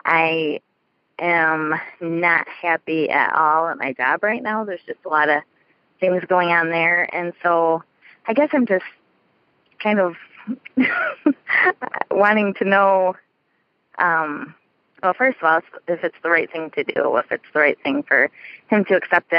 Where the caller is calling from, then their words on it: Gladwin, Michigan, United States; I'm calling from Michigan.